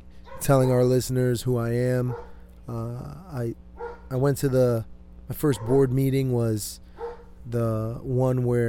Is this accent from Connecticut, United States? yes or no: yes; Connecticut, United States; now in Temecula, United States; I'm originally from Connecticut.